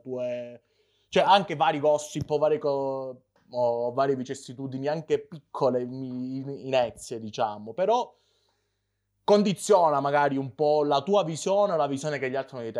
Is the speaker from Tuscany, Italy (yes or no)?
no; Calabria, Italy; moved away as an adult; io essendo calabrese